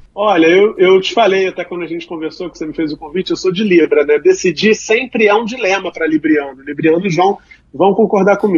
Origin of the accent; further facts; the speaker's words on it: Rio de Janeiro, Brazil; Eu sou de Realengo